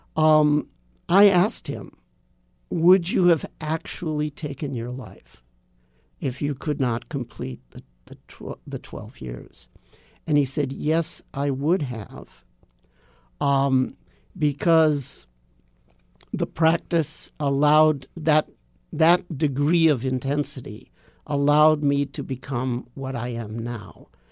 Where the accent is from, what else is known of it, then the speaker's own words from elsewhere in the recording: Los Angeles, California, United States; moved away; also born or lived in Japan; I grew up in Los Angeles